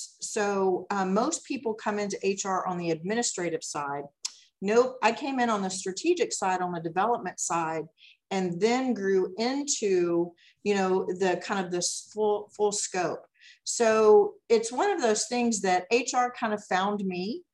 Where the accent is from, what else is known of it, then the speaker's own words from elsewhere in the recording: Dallas, Texas, United States; also born or lived in Garland, Texas; I actually grew up in Dallas. And, you know, I went to high school in Garland